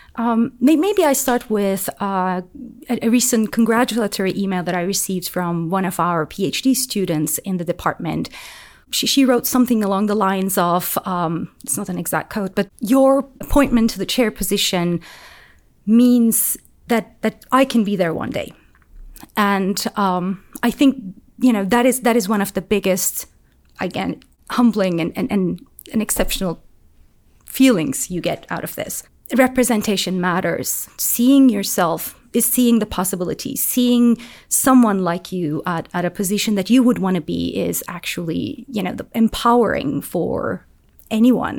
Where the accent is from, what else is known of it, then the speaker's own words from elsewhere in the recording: Turkey; moved away as an adult; now in Auburn, United States; I'm, I'm from Turkey, so the system in Turkey at my time was quite different